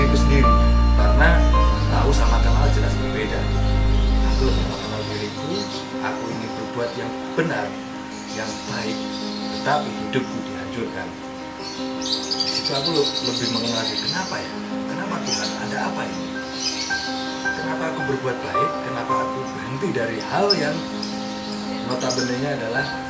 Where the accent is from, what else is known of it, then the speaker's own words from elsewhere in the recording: Yogyakarta, Special Region of Yogyakarta, Indonesia; moved away as an adult; now in Jakarta, Indonesia; di 2019 aku memutuskan untuk meninggalkan kotaku Jogja